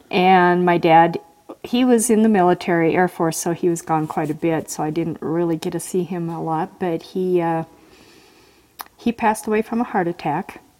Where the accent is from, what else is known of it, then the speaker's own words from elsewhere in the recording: Tacoma, Washington, United States; now in Idaho, United States; I was born in Tacoma, Washington.